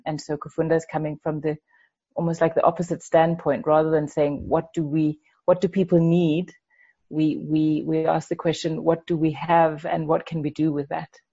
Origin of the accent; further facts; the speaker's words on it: Denmark; moved away as an adult; now in Zimbabwe; when I was growing up in Denmark, I, I didn't go to a Waldorf school